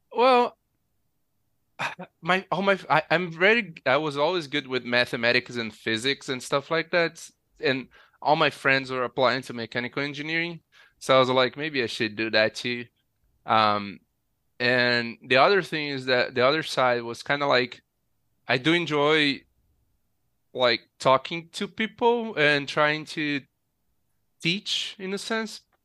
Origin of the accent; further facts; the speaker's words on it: Nova Friburgo, Rio de Janeiro, Brazil; I grew up in a city in the mountains called Nova Friburgo